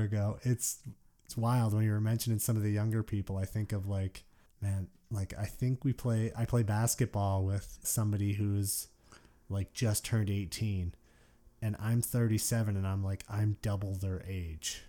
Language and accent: English; Detroit, Michigan, United States; moved away as an adult; I grew up in Detroit, yeah. Lived there, uh, until I was twenty years old